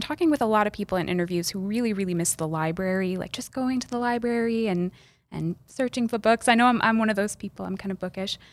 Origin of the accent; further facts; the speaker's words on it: Chicago, Illinois, United States; now in Eau Claire, United States; I grew up in Chicago